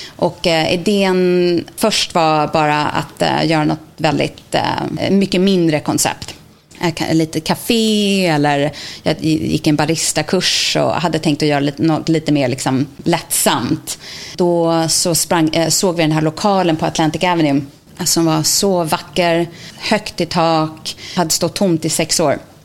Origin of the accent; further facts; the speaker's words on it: Täby, Stockholm County, Sweden; moved away as an adult; now in New York, United States; jag är från Täby, Stockholm. Flyttade till New York